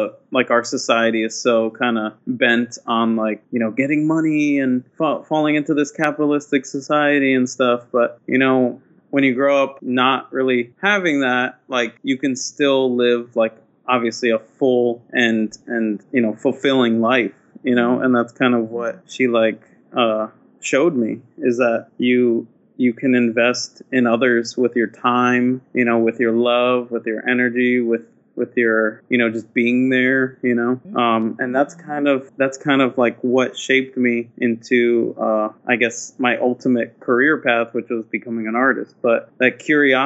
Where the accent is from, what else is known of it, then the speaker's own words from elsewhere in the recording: New Brunswick, New Jersey, United States; I grew up in New Brunswick, New Jersey, which is basically a college town in a way